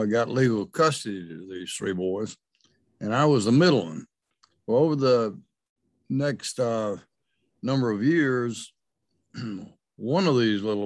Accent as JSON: {"language": "English", "region": "Georgia", "country": "United States", "moved": "yes", "lives_now": "Missouri, United States", "said": "I'm from Georgia, from a small town in Georgia"}